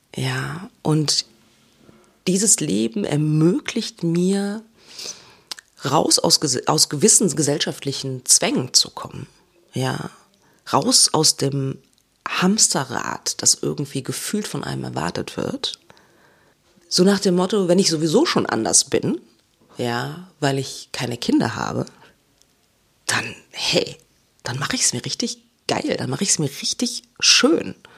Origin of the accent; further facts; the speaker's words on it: Germany; first language German; moved away; dieser unglaublich hohe Lebensstandard, den wir in Deutschland haben